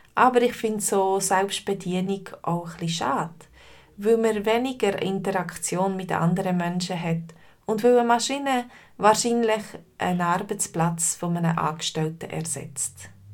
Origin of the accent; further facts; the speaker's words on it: Switzerland; bei uns in der Schweiz